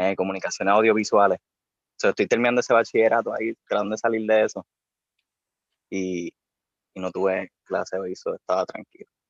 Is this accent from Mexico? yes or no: no; Bayamón, Puerto Rico; yo soy de Bayamón. Eh, toda mi vida he vivido allí.